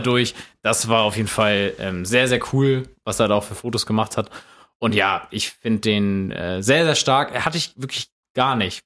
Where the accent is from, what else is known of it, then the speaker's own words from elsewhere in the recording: Germany; als, als Deutscher